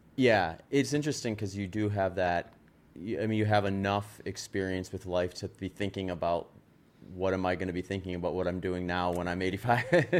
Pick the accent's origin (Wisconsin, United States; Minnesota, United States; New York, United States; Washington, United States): Wisconsin, United States; accent: Wisconsin; moved away as an adult; also born or lived in California; I was in Wisconsin for twenty years